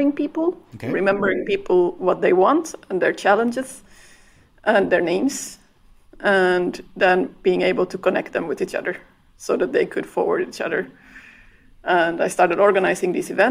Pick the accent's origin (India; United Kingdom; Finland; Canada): Finland; also born or lived in Belgium; now in Ireland; I'm originally from Finland